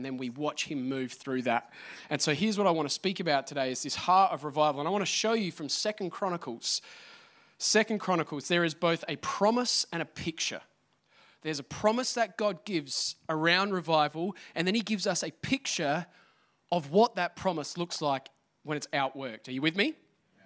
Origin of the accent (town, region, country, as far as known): Australia; now in Adelaide, Australia